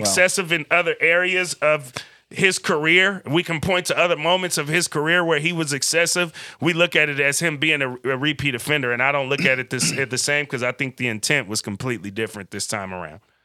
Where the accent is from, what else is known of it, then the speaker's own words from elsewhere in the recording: Vallejo, California, United States; also born or lived in Berkeley, California / Oakland, California; I grew up in Vallejo.